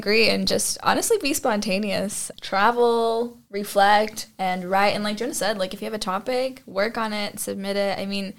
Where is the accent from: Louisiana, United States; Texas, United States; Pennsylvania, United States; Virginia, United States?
Texas, United States; Well, I'm doing the Texan. I'm from Texas